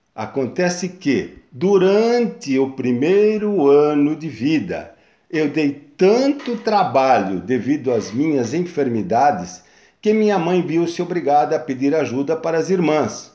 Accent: São Bernardo do Campo, São Paulo, Brazil; now in Guarujá, Brazil; mudamos de São Paulo para São Bernardo e fomos morar num sítio de um tio onde meus pais foram ser caseiros. Foi onde eu tive uma infância super saudável até os 9 anos de idade

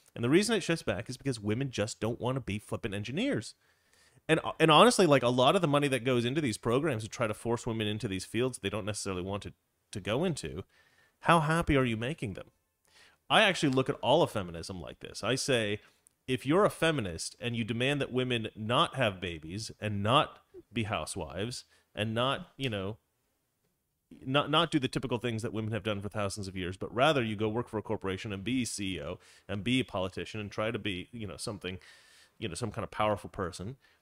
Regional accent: Oregon, United States; moved away; also born or lived in Florida; I grew up in Oregon.

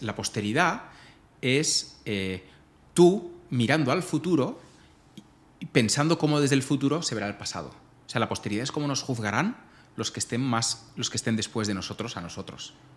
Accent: Majorca, Balearic Islands, Spain; moved away; soy mallorquín

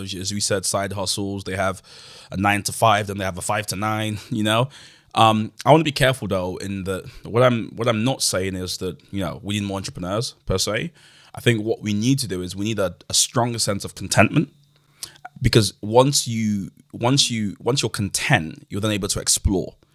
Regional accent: London, United Kingdom; also born or lived in Nigeria; I grew up in Woolwich

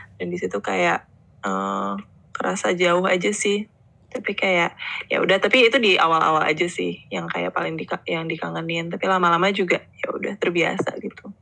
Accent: Indonesia; also born or lived in Melbourne, Australia; we are Indonesian at heart

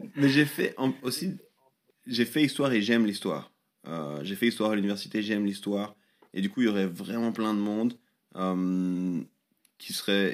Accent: Lausanne, Vaud, Switzerland; j'ai grandi à Lausanne. Euh, c'est vraiment la ville où je suis né, c'est là où j'ai grandi

